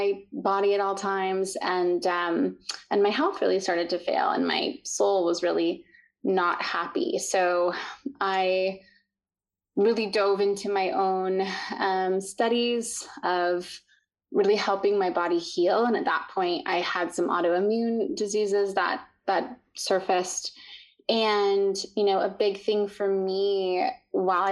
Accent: Utah, United States; I grew up in the mountains in Utah

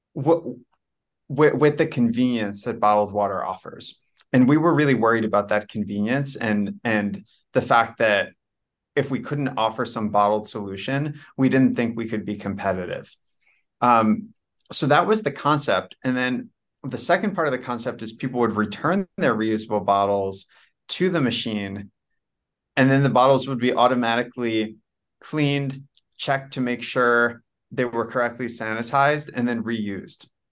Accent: New Jersey, United States; moved away as an adult; also born or lived in New York / Washington, D.C. area / China; I was born in New York. I'm, I grew up, I'm really from New Jersey. I grew up in New Jersey

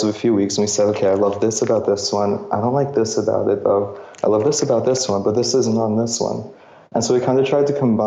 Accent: New York City, New York, United States; I grew up in New York, so really not many options to get outdoors

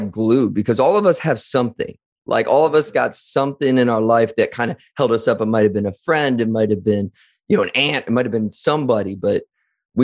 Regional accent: Wadsworth, Ohio, United States; growing up in Wadsworth, Ohio in the late 90s, early 2000s

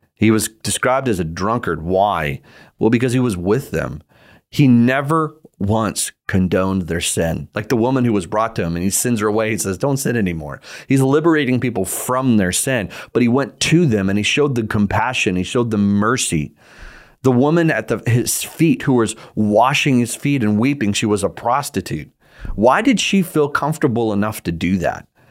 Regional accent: United States; I am an American citizen

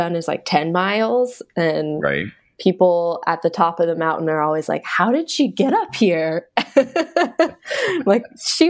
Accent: Bay Area outside of San Francisco, California, United States; moved away as an adult; now in Vancouver, Washington, United States; So I grew up in the Bay Area outside of San Francisco.

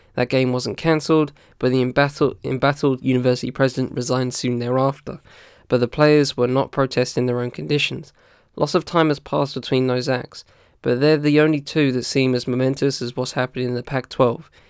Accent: United Kingdom; as a British dude

